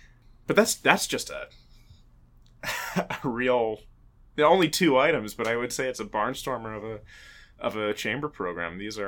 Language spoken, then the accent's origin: English; Philadelphia, Pennsylvania, United States; now in New York, United States; the Philadelphia Orchestra, my hometown band.